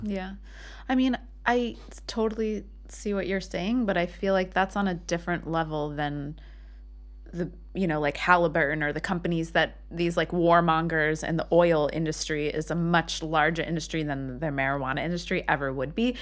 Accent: United States; now in Israel; growing up in America

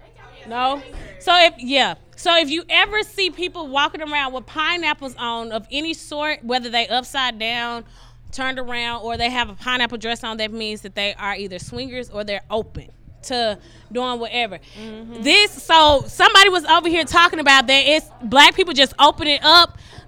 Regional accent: Jackson, Mississippi, United States; now in Houston, United States; It's a lot of us came from Jackson, Mississippi. We came from Jackson State. This drink is, and we have a little group chat called Juiston out here. So it's a bunch of us came from Jackson. We are now in Houston.

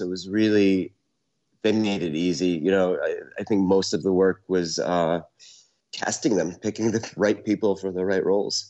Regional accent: Syracuse, New York, United States; now in New York City, United States; I was born in Syracuse, born and raised mm-hmm. in Syracuse, New York

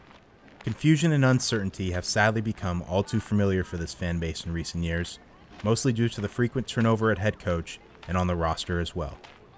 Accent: Belmont, California, United States; I'm 36, and I was born and raised in Belmont, California, which for the unfamiliar, is just a city over from Tom Brady's hometown of San Mateo.

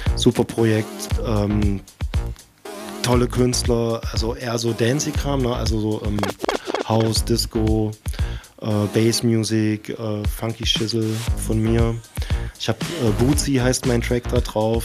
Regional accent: Dessau, Saxony-Anhalt, Germany; moved away as an adult; now in Leipzig, Germany; ich war ja vorher in Dessau äh, ansässig oder das ist halt meine Heimatstadt

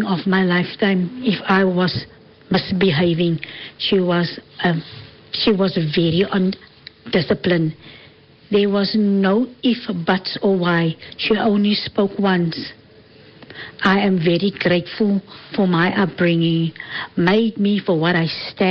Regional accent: Cape Town, Western Cape, South Africa; I'm originally from Cape Town.

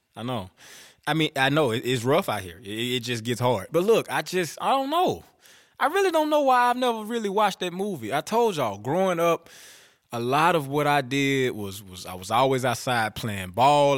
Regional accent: Bastrop, Louisiana, United States; I was born in Bastrop, Louisiana

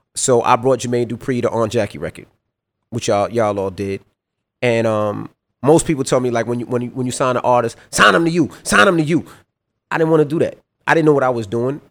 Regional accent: New York City, New York, United States; me growing up in Queens, I didn't see nobody around me that went to college

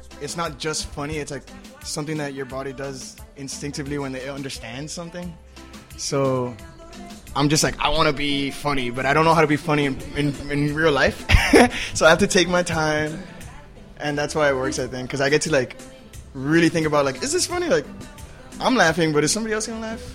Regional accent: Miami, Florida, United States; I'm from Miami. My family's Dominican

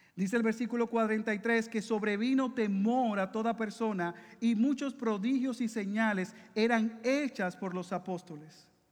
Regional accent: Dominican Republic; now in Puerto Rico; yo soy dominicano

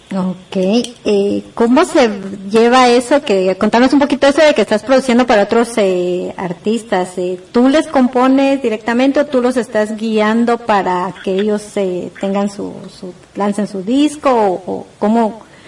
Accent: Quetzaltenango, Guatemala; yo también soy de Quetzaltenango

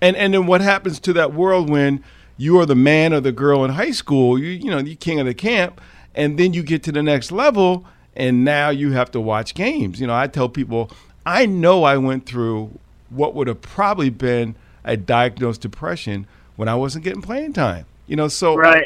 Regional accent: Westchester County, New York, United States; growing up playing lacrosse in Westchester County early on, where you could not buy a stick in my town

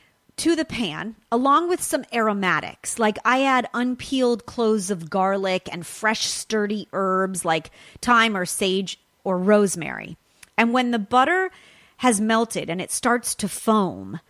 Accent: California, United States; California, my home state

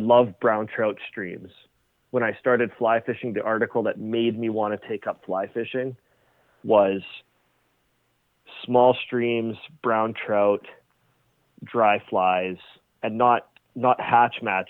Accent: Fort Saskatchewan, Alberta, Canada; when we were growing up in Fort Saskatchewan, my friends, my brother and myself

